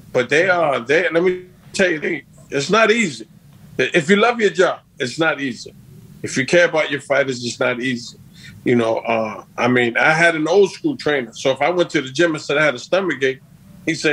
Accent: Long Island, New York, United States; my hometown in New York, in Long Island

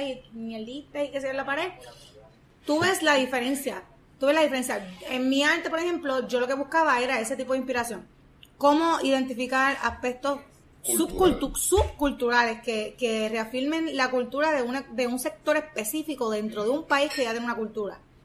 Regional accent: Ponce, Puerto Rico; mi pueblo de Ponce

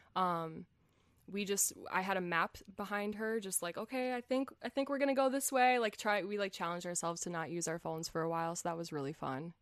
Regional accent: United States; first language English; I'm from the United States

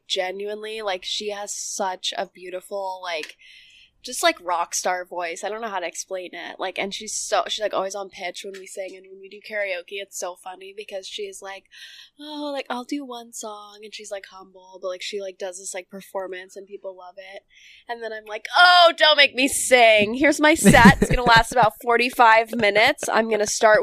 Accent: Boston, Massachusetts, United States; I'm also from Boston

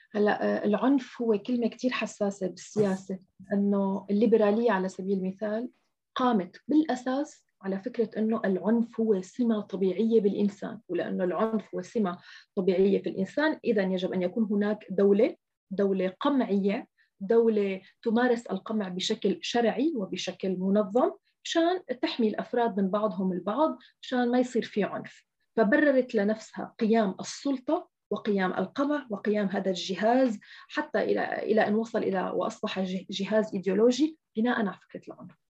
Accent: Syria; نحن حتى كسوريين نحن اليوم مثلا أنا كسورية

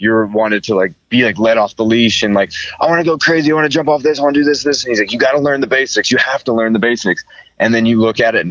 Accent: Seattle, Washington, United States; I grew up in Seattle my whole life

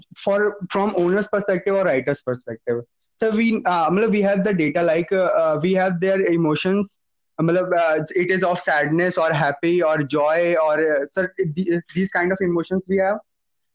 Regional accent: Uttarakhand, India; I am from Uttarakhand.

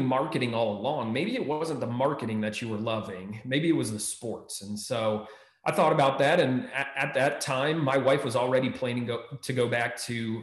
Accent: Maryland, United States; moved away as an adult; also born or lived in Texas; now in Ohio, United States; I grew up in Maryland

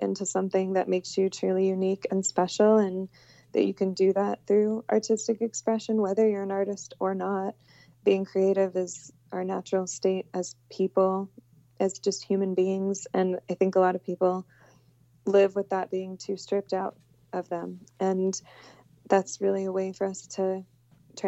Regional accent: Houston, Texas, United States; I came from I grew up in Houston

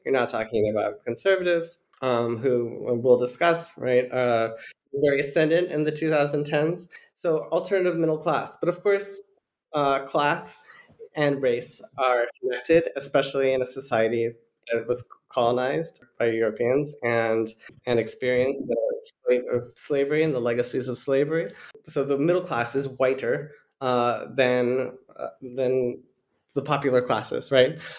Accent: United States; I'm a white American

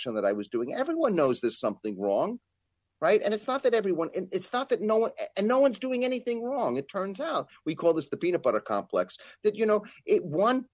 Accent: New York, United States; as a New Yorker

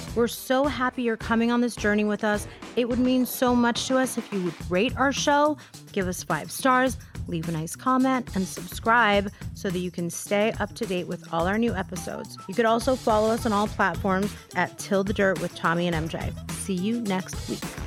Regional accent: United States; also born or lived in Virginia; I was born in America and I was raised here

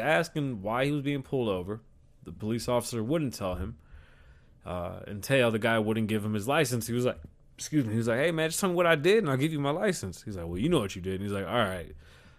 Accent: London, United Kingdom; I'm from London.

